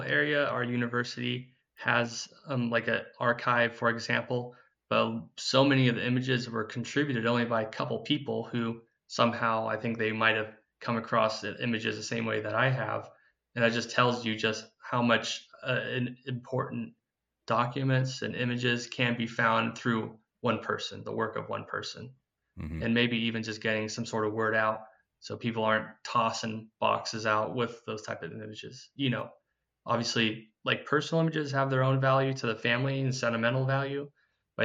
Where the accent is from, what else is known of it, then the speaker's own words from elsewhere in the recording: Paradise, California, United States; I'm from Paradise originally, and that was a town that got wiped out in the campfire in 2018